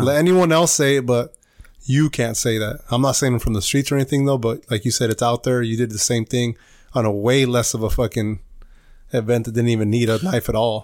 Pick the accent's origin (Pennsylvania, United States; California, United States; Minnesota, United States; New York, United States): California, United States; we're from California